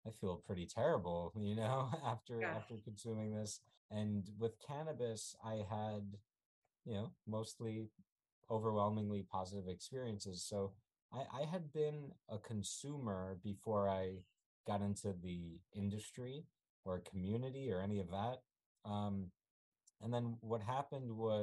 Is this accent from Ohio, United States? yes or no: no; New York City, New York, United States; also born or lived in Ukraine / California; I grew up in New York City.